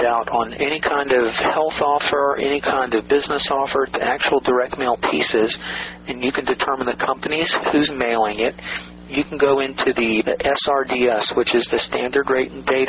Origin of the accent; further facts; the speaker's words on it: Atlanta, Georgia, United States; a kid I grew up with in Atlanta